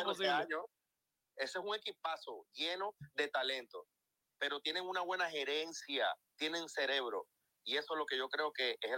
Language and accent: Spanish; Venezuela; Lo que pasa es que yo soy venezolano